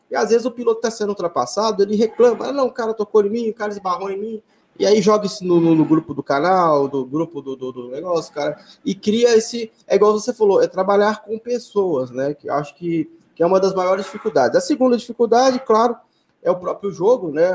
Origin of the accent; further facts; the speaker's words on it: Belo Horizonte, Minas Gerais, Brazil; also born or lived in Betim; Hoje eu voltei para Belo Horizonte, né, para a cidade onde eu nasci e, e, fui criado